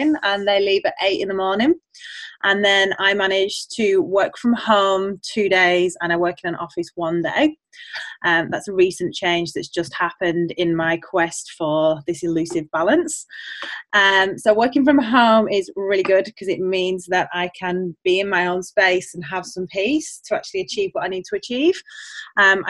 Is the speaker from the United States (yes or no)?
no; England, United Kingdom; moved away as an adult; now in Australia; I'm originally from England, as you can probably hear with the accent. I have been here for 9 years, and we are staying in Australia.